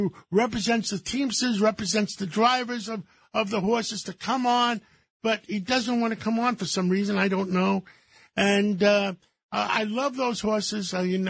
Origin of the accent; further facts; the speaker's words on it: Harlem, New York, United States; The kids from my old neighborhood. I grew up in Harlem.